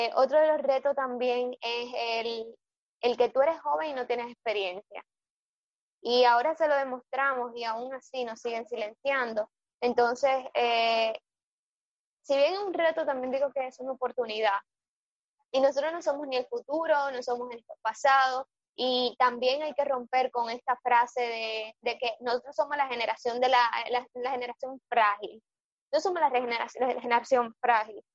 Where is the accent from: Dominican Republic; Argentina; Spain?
Dominican Republic